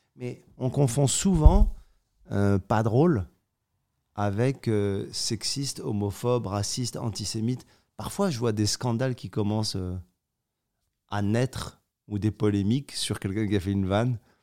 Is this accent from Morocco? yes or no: yes; Morocco; Je suis né au Maroc